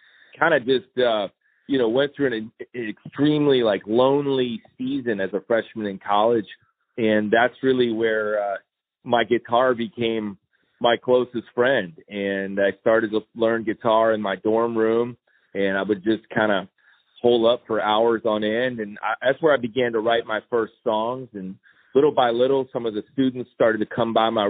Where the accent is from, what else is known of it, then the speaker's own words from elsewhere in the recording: Chicago, Illinois, United States; I'm a preacher's kid from Chicago, Illinois. I'm still in recovery for that, growing up as a preacher's kid, but I grew up in the Chicago suburbs